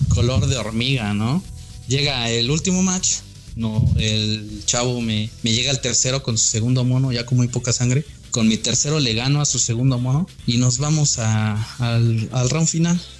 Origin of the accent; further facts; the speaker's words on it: Mexico; yo no me incluyo, pero soy mexicano, pero no me incluyo